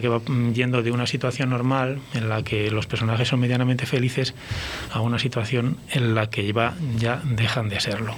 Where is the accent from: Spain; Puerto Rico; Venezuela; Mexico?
Spain; Valladolid, Castile and León; moved away as an adult; now in Burgos, Spain; yo soy de Valladolid y, no puedo dejar de serlo